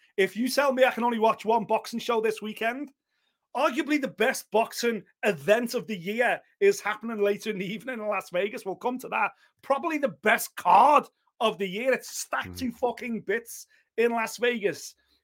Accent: Liverpool, North West England, United Kingdom; that's purely because I'm a Scouser, and there's a Scouser on this card.

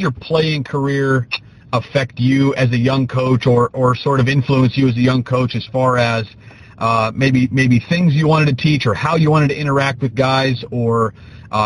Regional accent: Pennsylvania, United States; I'm from Pennsylvania

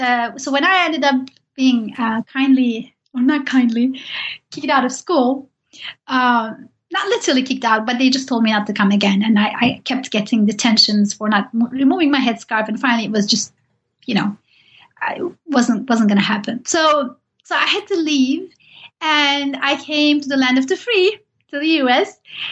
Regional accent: Turkey; English is a second language; I did, even though I'm from Turkey and Said Nursi has lived there and wrote there, I didn't know much about him.

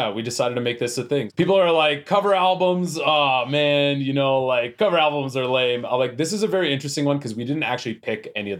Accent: Edmonton, Alberta, Canada; now in Calgary, Canada; I'm hailing out of Calgary. I'm originally from Edmonton, so it creates a lot of confusion, but we're based out of Calgary.

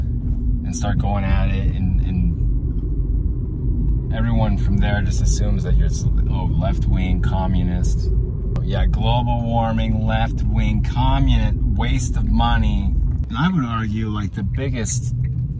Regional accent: United States; as an American, as a U.S. citizen

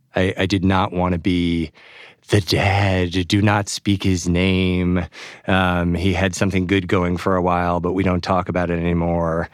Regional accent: New York, United States; my hometown newspaper, the New York Times

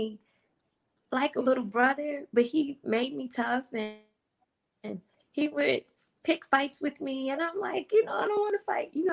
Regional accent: St. Louis, Missouri, United States; I grew up in St. Louis in an all black neighborhood.

